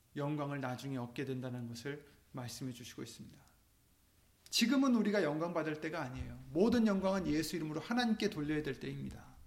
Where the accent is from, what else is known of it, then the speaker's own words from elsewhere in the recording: South Korea; 우리는 한국 사람들이지만